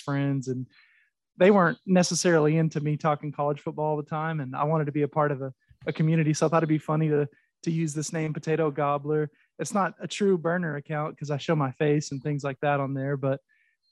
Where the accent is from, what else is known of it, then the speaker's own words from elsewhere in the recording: Oklahoma, United States; I'm from Oklahoma, so I'm actually an OU fan